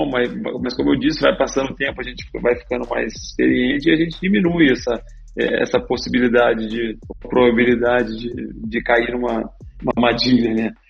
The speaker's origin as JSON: {"language": "Portuguese", "town": "Resende", "region": "Rio de Janeiro", "country": "Brazil", "also_born_or_lived": "Minas Gerais", "said": "eu sou de Resende aqui, na verdade. Nasci em Minas"}